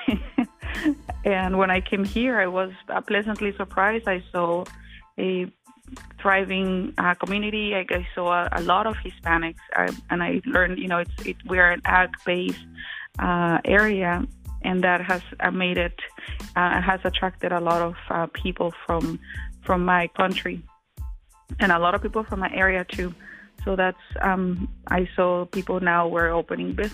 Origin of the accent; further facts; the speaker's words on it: Colima, Mexico; moved away as an adult; also born or lived in Guadalajara, Jalisco, Mexico; now in Franklin County, United States; So we were born in Guadalajara, but then we moved back to Colima, which is where we grew up.